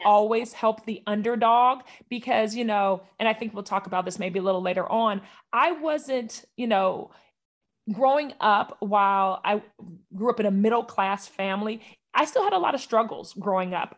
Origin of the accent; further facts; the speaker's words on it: Northern California, United States; moved away as an adult; also born or lived in Oakland, California / Atlanta, Georgia; I was born in California, Northern California, and, uh, I grew up there for eighteen years